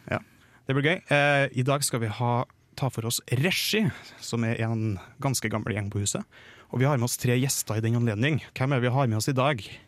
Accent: Trøndelag, Norway; jeg er trønder

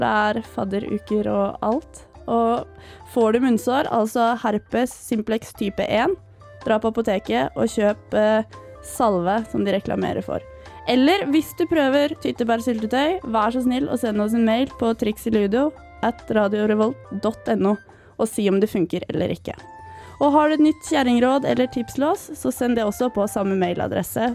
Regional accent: Eastern Norway, Norway; now in Trondheim, Norway; jeg er fra Østlandet

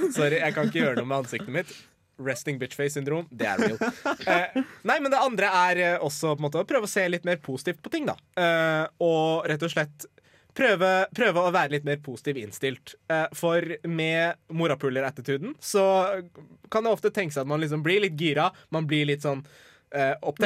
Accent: Iran; now in Norway; Jeg er altså fra Iran

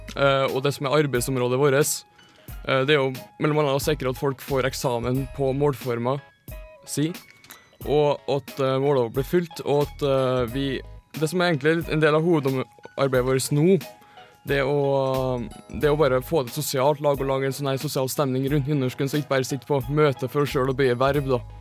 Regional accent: Trøndelag, Norway; er innfødt trønder

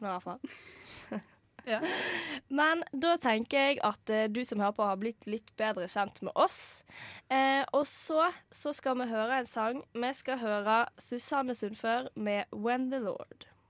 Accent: Vestland, Norway; ryktet til meg som vestlending

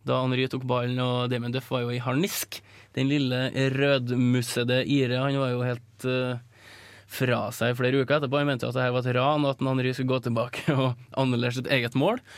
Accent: Norway; som nordmann

